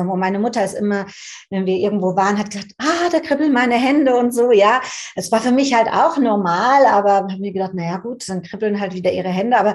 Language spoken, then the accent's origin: German; Frankfurt, Hesse, Germany; Also ich bin in Frankfurt aufgewachsen.